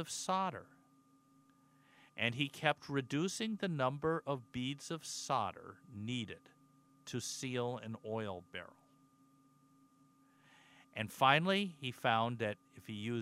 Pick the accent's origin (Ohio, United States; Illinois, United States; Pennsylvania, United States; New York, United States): Pennsylvania, United States; now in Wausau, United States; growing up in Pennsylvania